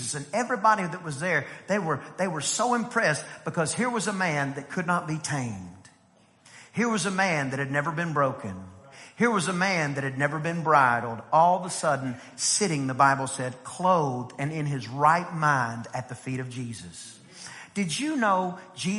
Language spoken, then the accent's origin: English; East Texas, United States; I grew up in East Texas where, you know, everybody did some kind of cowboy